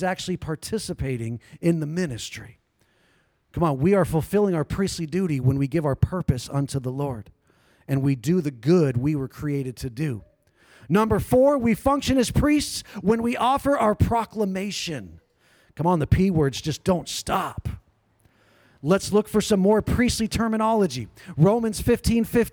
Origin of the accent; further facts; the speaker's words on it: San Diego, California, United States; now in Kauai, United States; When I was a kid, you know, I grew up in San Diego